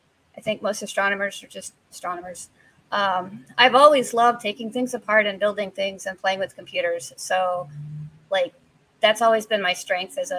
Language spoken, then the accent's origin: English; Texas, United States; moved away as an adult; also born or lived in Houston, Texas / Austin, Texas / Michigan; now in Hawaii, United States; I'm originally from Texas. I was born in Houston, Texas. And then when I was about 8, my parents divorced. And then half the time I was in Houston, and half the time I was in Austin. So I grew up in that area